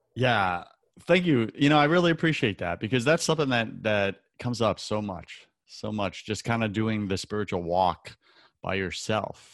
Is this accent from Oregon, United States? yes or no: no; Long Island, New York, United States; growing up on Long Island